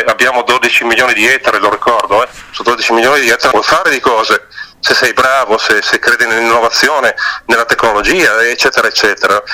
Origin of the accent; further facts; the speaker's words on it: Piacenza area, Emilia-Romagna, Italy; also born or lived in Val Trebbia; io sono originario di Piacentino